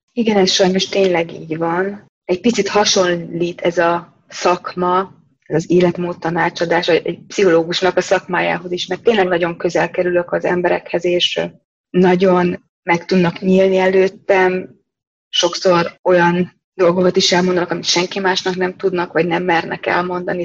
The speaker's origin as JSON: {"language": "Hungarian", "country": "Hungary", "moved": "as an adult", "lives_now": "Germany", "said": "én kelet-európai vagyok, én magyar vagyok"}